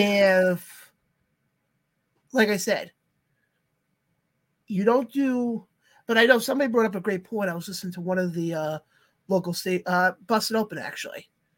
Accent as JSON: {"language": "English", "area": "Long Island", "region": "New York", "country": "United States", "said": "Mike, we're both from Long Island."}